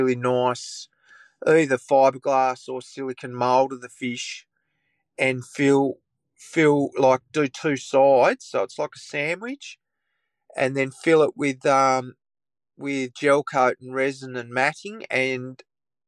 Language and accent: English; Tamar Valley, near Launceston, Tasmania, Australia; I grew up in the Tamar Valley, which is just out of Launceston, and it's on the shores of the Tamar River.